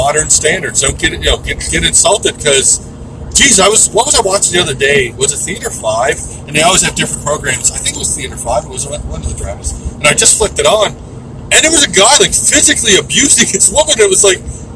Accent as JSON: {"language": "English", "country": "Canada", "said": "we're just idiots from Canada"}